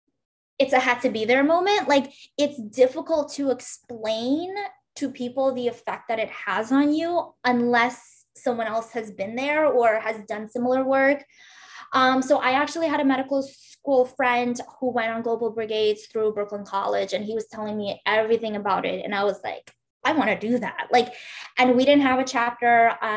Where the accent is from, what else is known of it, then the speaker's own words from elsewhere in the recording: Uzbekistan; English is a second language; So for me, for example, I grew up in Uzbekistan and I speak Russian.